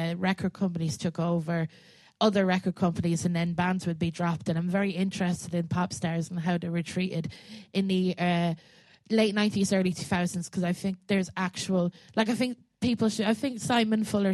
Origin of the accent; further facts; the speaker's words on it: Westmeath, Leinster, Ireland; I grew up in Ireland